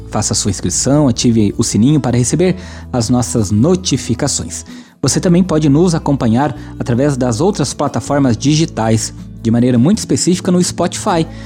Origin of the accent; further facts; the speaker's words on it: Andirá, Paraná, Brazil; sou de Andirá